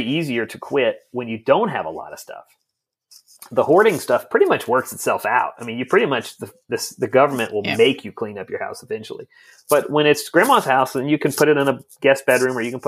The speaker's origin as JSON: {"language": "English", "country": "United States"}